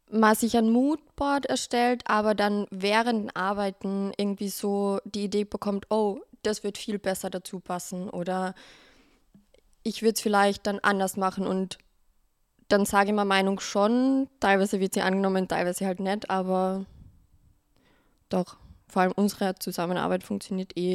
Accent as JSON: {"language": "German", "region": "Carinthia", "country": "Austria", "moved": "yes", "lives_now": "Vienna, Austria", "said": "Äh, ich komme ursprünglich aus Kärnten, wie man vielleicht hören wird. Ähm, bin seit fünf Jahren in Wien"}